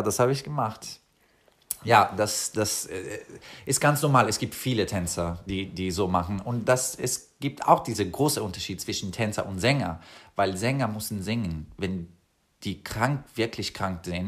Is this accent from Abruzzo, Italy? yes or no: yes; Pescara, Abruzzo, Italy; German is a second language; moved away as an adult; also born or lived in Germany; now in Copenhagen, Denmark; Ich komme aus äh, Pescara in Italien, das ist eine, eine kleine Stadt